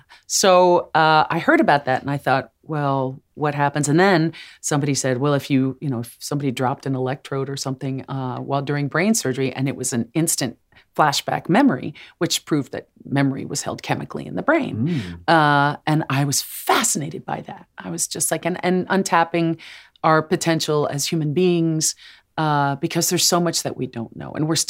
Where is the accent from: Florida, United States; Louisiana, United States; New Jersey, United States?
New Jersey, United States; because I'm from Jersey. You can take the girl out of Jersey.